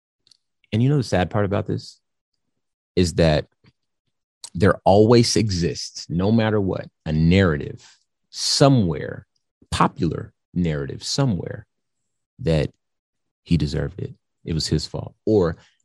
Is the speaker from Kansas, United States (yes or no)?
no; California, United States; I'm from California